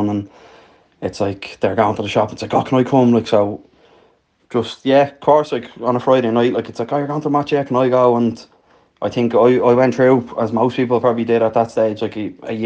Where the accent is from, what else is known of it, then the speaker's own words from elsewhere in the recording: Dublin, Leinster, Ireland; moved away as an adult; now in Tallaght, Ireland; I'm originally from Pimlico and the Liberties, but living in Aylesby and Tallaght for the past 28 years